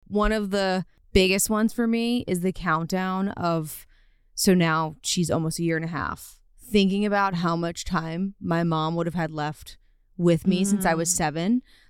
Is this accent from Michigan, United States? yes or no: no; Louisiana, United States; So I am from Louisiana